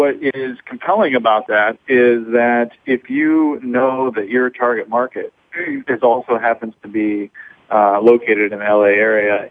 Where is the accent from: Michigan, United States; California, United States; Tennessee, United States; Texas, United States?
Michigan, United States; now in Chicago, United States; I'm originally from Michigan, which is not too far from here